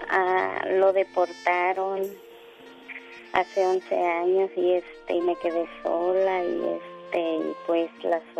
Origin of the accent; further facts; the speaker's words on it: Nayarit, Mexico; born there; En el estado de Nayarit.